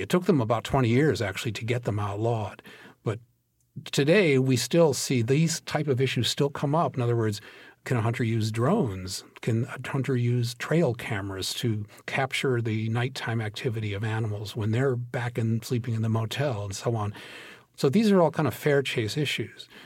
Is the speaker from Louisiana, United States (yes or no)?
no; Minnesota, United States; I grew up in Minnesota.